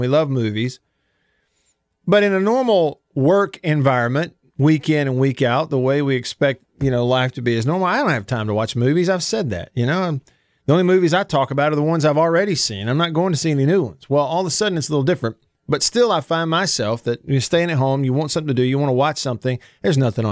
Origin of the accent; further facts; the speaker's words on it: Tupelo, Mississippi, United States; my hometown of Tupelo